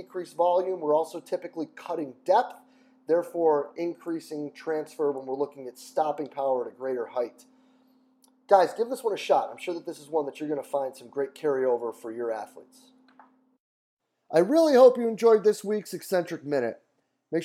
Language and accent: English; Rochester, New York, United States; I'm from Rochester.